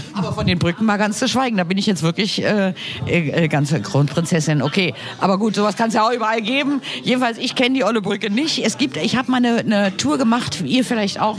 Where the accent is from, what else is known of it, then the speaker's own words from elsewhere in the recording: Berlin, Germany; Wir als Berliner